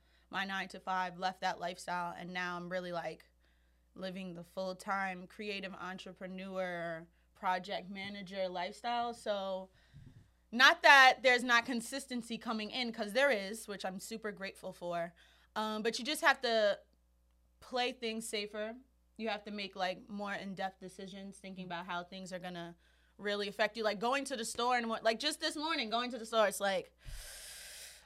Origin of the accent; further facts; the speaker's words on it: New York City, New York, United States; especially as just a New Yorker. You know, we live in such an expensive city